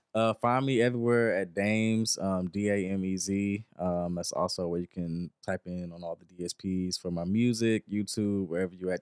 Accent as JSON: {"language": "English", "region": "the South", "country": "United States", "tie": "born or raised there", "said": "a young black Southern country boy growing up in the South"}